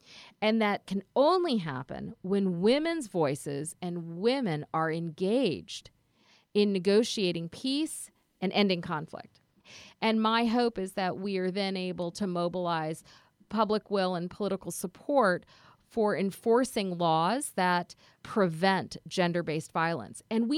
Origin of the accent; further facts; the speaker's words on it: Karachi, Sindh, Pakistan; born there; I was born in Karachi, Pakistan, and I think that the experiences of being an immigrant in this country, I think the experiences of going back to Pakistan and meeting cousins who were less fortunate